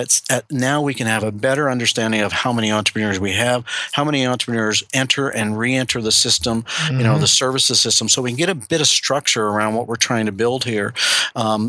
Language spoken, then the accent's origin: English; Canada; we as Canadian